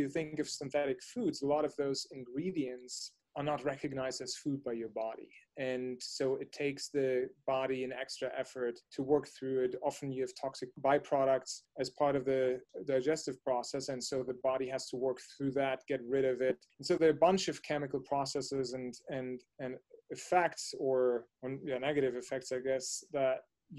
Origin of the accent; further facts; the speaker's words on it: Germany; moved away as an adult; now in United States; So I grew up in Germany, and when I was much younger, was born, raised, grew up, went to school, and had my first job actually in Germany.